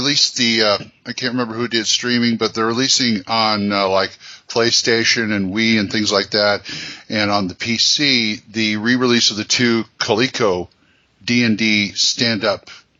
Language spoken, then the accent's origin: English; Los Angeles, California, United States; I'm from L.A.